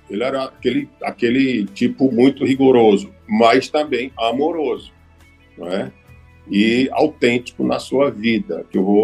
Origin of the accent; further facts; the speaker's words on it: Recife, Pernambuco, Brazil; eu nasci em Recife, filhos de missionários, em 1957